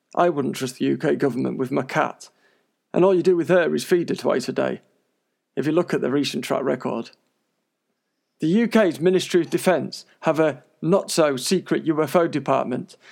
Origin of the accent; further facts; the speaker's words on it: Coventry, West Midlands, United Kingdom; also born or lived in London; I moved to Coventry from London when I was a little kid